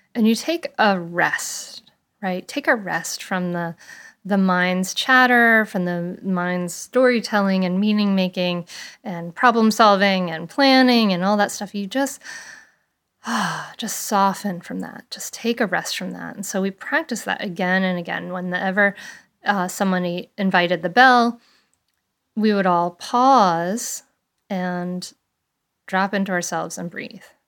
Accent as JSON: {"language": "English", "town": "Bristol", "region": "Rhode Island", "country": "United States", "tie": "born or raised there", "said": "the big Fourth of July parade that I grew up with in Bristol, Rhode Island"}